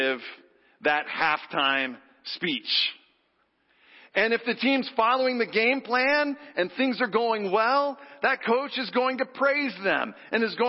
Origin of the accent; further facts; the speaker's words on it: Texas, United States; moved away; growing up in Texas, where football is literally a religion. On Friday night, I'm not kidding. My little town of 75,000 people